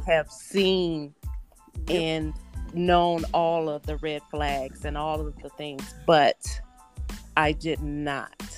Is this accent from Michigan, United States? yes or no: yes; Battle Creek, Michigan, United States; also born or lived in Tennessee; now in Indianapolis, United States; I am originally from Battle Creek, Michigan, I was born actually in Tennessee, but raised in Michigan.